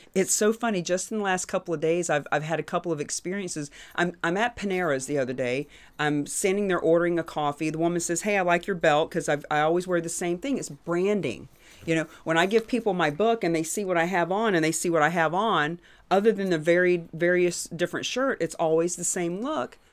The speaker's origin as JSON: {"language": "English", "region": "Florida", "country": "United States", "also_born_or_lived": "New Hampshire", "moved": "yes", "said": "I'm from Florida"}